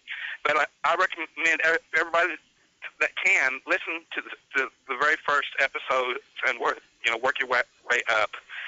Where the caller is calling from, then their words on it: Winslow, Arkansas, United States; Winslow, Arkansas. And that was about 90 miles north of Pine Ridge, Arkansas.